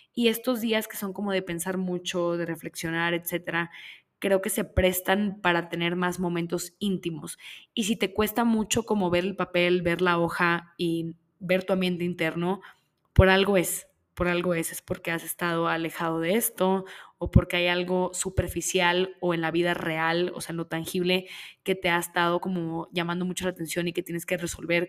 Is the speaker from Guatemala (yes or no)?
no; Monterrey, Nuevo León, Mexico; Yo soy de Monterrey, yo soy de Monterrey, Nuevo León, en México. Y vengo de un lugar donde crecí